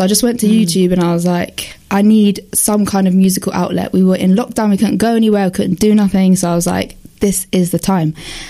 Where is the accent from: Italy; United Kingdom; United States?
United Kingdom; London; I grew up in West London the Carnival Notting Hill scene.